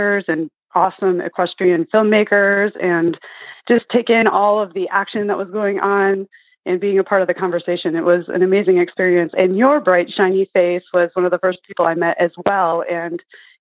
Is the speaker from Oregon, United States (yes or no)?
no; Michigan, United States; moved away as an adult; also born or lived in New York City / Texas; now in Arizona, United States; I grew up in Michigan and had a childhood horse there.